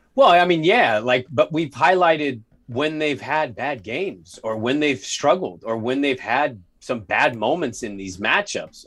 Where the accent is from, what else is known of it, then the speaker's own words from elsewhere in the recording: Portland, Oregon, United States; I grew up in Park Rose